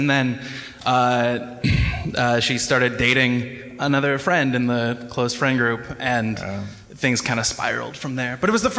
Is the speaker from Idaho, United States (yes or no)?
no; Anchorage, Alaska, United States; moved away as an adult; now in Seattle, United States; I moved from my hometown of Anchorage, Alaska, down to Seattle, which is where I live now, which is really far.